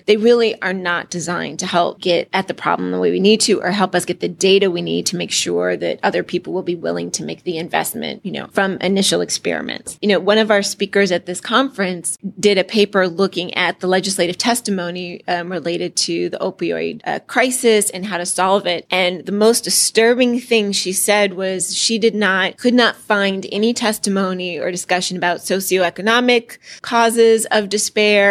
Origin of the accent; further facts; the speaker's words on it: California, United States; I'm from California